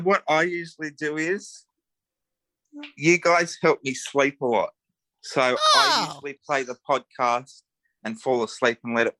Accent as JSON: {"language": "English", "town": "Sydney", "region": "New South Wales", "country": "Australia", "said": "I'm more out west. But okay. We're both from Western Sydney."}